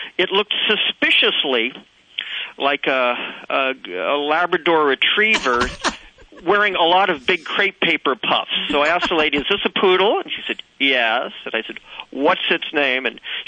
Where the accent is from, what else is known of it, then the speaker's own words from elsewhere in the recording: Santa Barbara, California, United States; I was born and raised in Santa Barbara, but I have traveled extensively in France